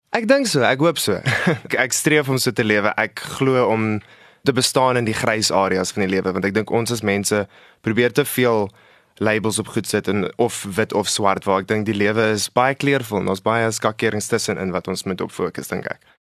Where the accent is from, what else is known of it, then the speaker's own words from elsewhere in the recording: Centurion, Gauteng, South Africa; ek is van Centurion af. Ek bly daarso maar my hele lewe. Ek ek dink ons het daartoe getrek toe ek 4 was.